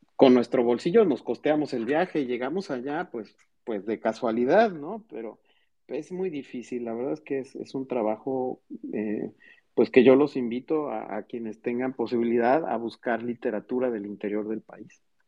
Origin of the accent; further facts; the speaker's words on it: Mexico City, Mexico; moved away as an adult; now in Mérida, Mexico; nací en la Ciudad de México